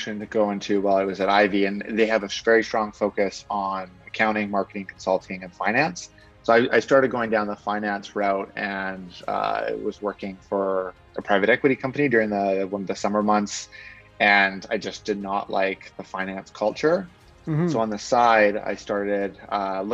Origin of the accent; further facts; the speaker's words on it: Victoria, British Columbia, Canada; also born or lived in Vancouver; I'm from Victoria, from BC